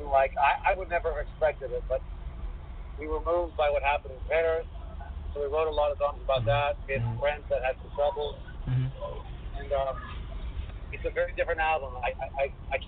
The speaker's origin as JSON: {"language": "English", "country": "Greece", "moved": "as an adult", "said": "we're from Greece"}